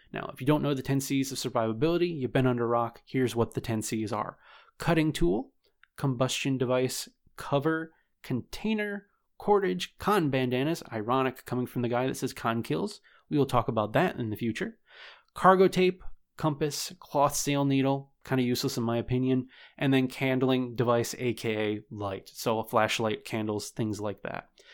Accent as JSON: {"language": "English", "region": "New York", "country": "United States", "said": "my home state of New York"}